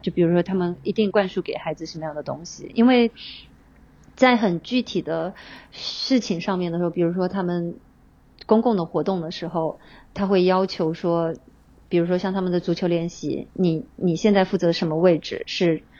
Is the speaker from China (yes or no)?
yes; China; moved away as an adult; now in Tokyo, Japan; 我不是日本人，对，我是中国人，我的孩子也是中国嗯。人